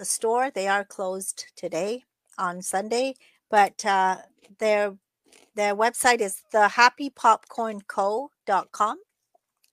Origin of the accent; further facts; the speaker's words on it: England, United Kingdom; moved away; I'm from England